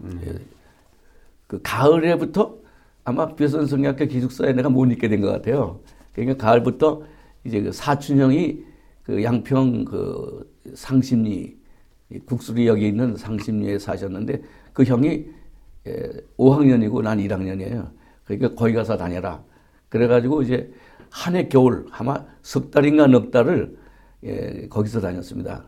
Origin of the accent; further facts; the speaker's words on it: Yangju County, Gyeonggi Province, South Korea; 경기도 양조군 와보면 송천리 배나무 용진이라는 동네에서 어, 태어났습니다